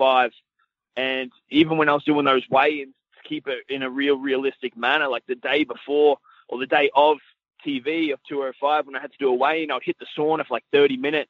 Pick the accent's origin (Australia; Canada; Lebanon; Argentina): Australia; moved away as an adult; in my hometown with my friends and my family